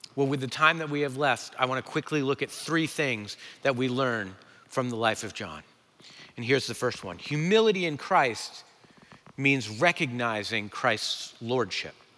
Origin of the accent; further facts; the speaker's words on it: New England, United States; I'm from New England